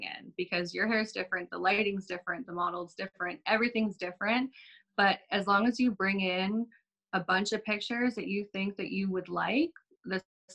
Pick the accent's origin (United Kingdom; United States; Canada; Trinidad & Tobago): Canada; Calgary, Alberta; I was born and raised in Calgary